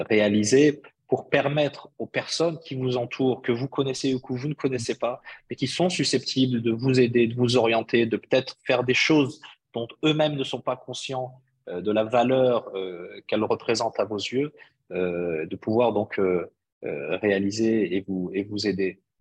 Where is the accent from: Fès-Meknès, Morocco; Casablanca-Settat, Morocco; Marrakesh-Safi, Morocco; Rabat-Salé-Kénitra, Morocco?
Fès-Meknès, Morocco; Bhalil; dans mon patelin de, de Baalil euh, mm. littéralement traduit, ça veut dire le charme de la nuit.